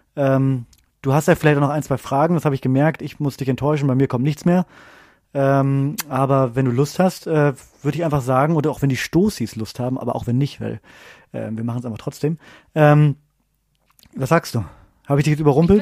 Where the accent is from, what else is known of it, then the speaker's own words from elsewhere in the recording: Bremen, Germany; moved away; Ich komme ja ursprünglich aus Bremen